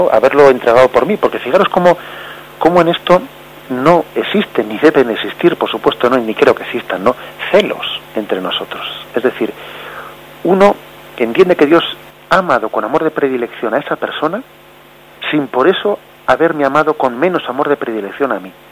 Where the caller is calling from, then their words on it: Vigo, Galicia, Spain; de Vigo.